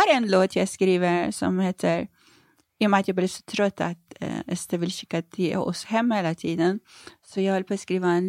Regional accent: Iran; now in Sweden; Hemma i Iran?

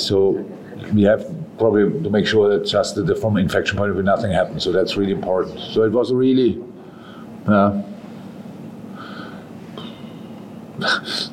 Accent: Germany; moved away as an adult; now in England; I come from Germany

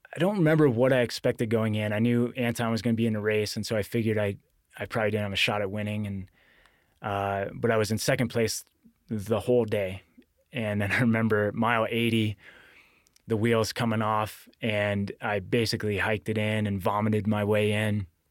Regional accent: Glens Falls, New York, United States; Grew up in upstate New York, Glens Falls, New York, on the southern edge of the Adirondacks. And, um, it's where I grew up, born and raised

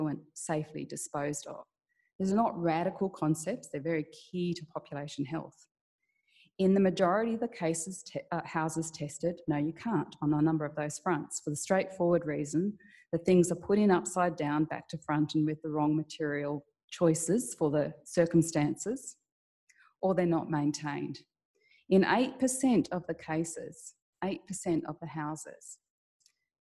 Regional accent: Darwin, Northern Territory, Australia; now in Sydney, Australia; I'm from Darwin, like really from Darwin. I was born there

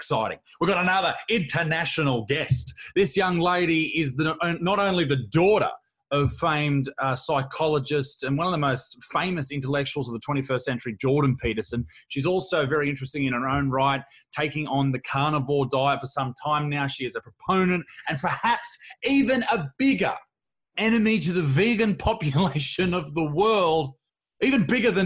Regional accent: Australia; also born or lived in Newcastle, Australia; I grew up here in Australia, and I'm in a town called Newcastle

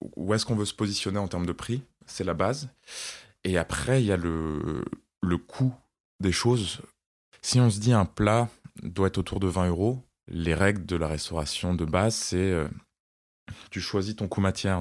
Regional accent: Strasbourg, Grand Est, France; moved away as an adult; also born or lived in Côte d'Ivoire / Paris; now in Nice, France; je suis né en Côte d'Ivoire. Puis on est rentré en France pour habiter à Strasbourg. Et à mes 20 ans, je me suis installé à Paris

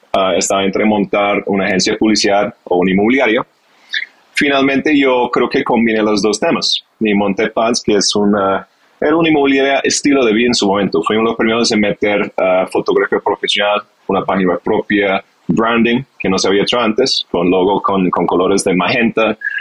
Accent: United Kingdom; Spanish is a second language; moved away as an adult; also born or lived in London / Barcelona / Bogotá; now in Colombia; soy inglés, de origen inglés, nací cerca de Londres, en un campo, pues mi papá fue granjero, entonces tuve un inicio muy campestre

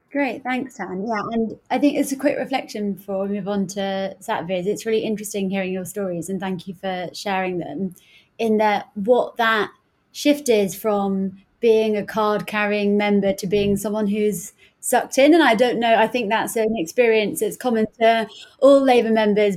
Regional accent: Hounslow, London, United Kingdom; I'm from Hounslow

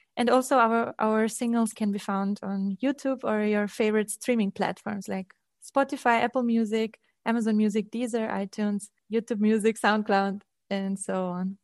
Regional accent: Transylvania, Romania; moved away; I'm coming from Transylvania, from Romania.

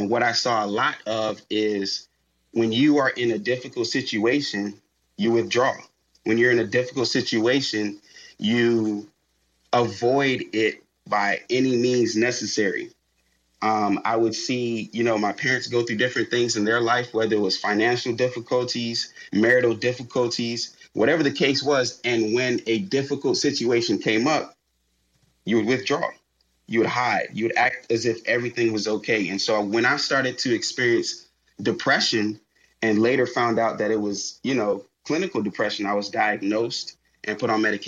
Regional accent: Miami, Florida, United States; My hometown is Miami, Florida.

